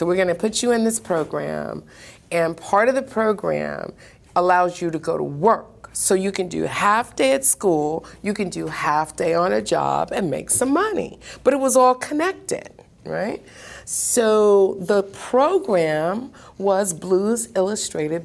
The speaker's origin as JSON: {"language": "English", "town": "Seattle", "region": "Washington", "country": "United States", "tie": "born or raised there", "said": "born in Seattle, Washington. So I grew up right here, literally."}